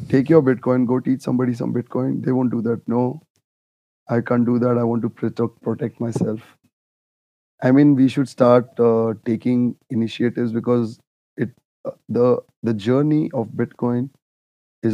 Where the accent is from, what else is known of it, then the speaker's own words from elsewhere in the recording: India; I come from India. We worship gold